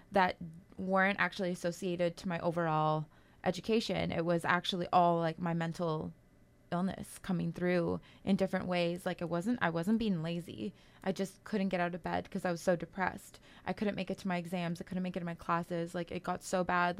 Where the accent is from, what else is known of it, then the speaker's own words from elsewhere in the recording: Kitigan Zibi and Long Point First Nation, Quebec, Canada; I'm Algonquin from Kitagon, C B, and Long Point First Nation.